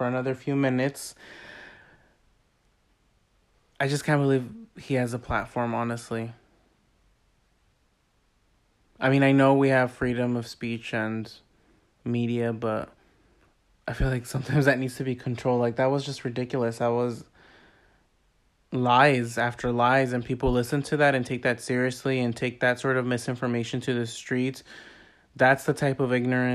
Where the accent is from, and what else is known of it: United States